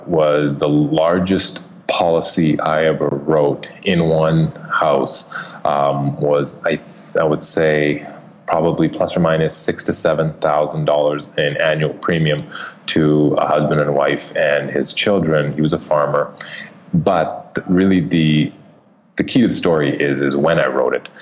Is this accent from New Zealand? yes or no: no; Canada; moved away; I am. Some people may pick it up in my accent.